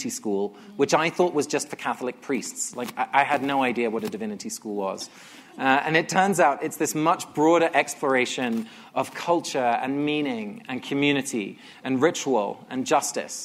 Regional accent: England, United Kingdom; I grew up in England. Both my parents are Dutch

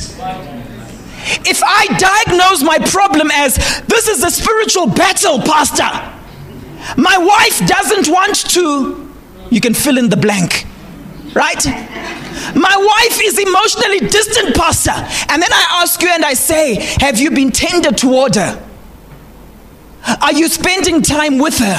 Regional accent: Zimbabwe; English is a second language; Those of us who come from Zim

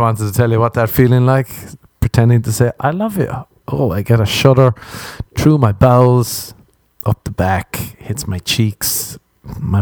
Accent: Ireland; I grew up in Ireland

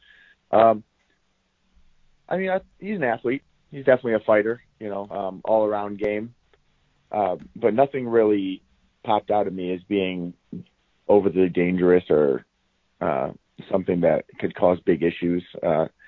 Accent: Toledo, Ohio, United States; moved away as an adult; I'm originally from Toledo, so about 2 hours to the west

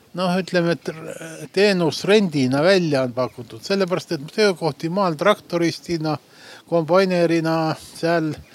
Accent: Põlva, Põlva County, Estonia; now in Tartu, Estonia; ma olen ka Põlvast pärit ja, ja suurem osa nüüd pool elu Tartus elanud

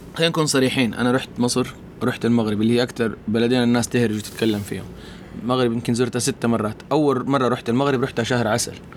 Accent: Mecca, Makkah Province, Saudi Arabia; also born or lived in Riyadh; انا اصلا مو من الطائف، انا جاي من مكه

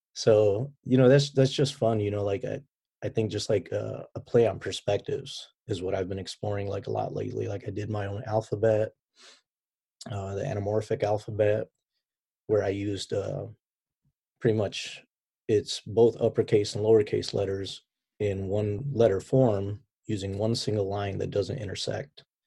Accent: Chicago, Illinois, United States; moved away as an adult; also born or lived in Baghdad, Iraq; now in San Diego, United States; chicago ever since from when i can remember you know growing up as a kid

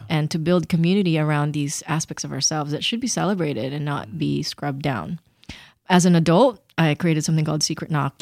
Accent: Philippines; And I grew up in the Philippines

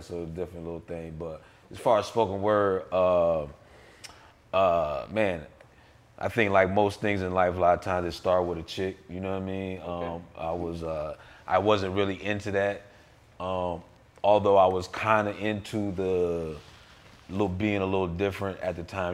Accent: Peru, Indiana, United States; I'm originally from Peru, Indiana, a little small ah. town

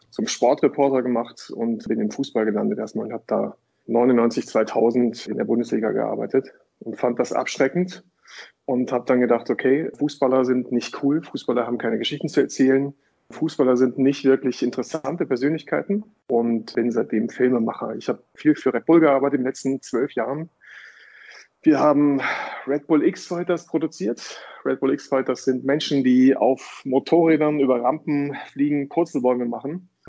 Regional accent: Datteln, North Rhine-Westphalia, Germany; Ich komme aus Datteln, so von, der, von Nordtipp für das Ruhrgebiet.

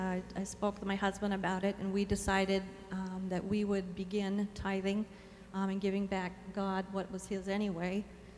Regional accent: Minnesota, United States; now in Nebraska, United States; I'm originally from Minnesota.

